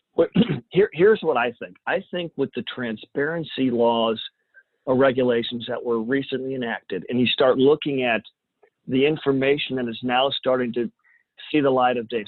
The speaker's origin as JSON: {"language": "English", "town": "Champaign", "region": "Illinois", "country": "United States", "tie": "born or raised there", "also_born_or_lived": "San Antonio, Texas", "moved": "as an adult", "said": "Champaign, Urbana, which is my hometown"}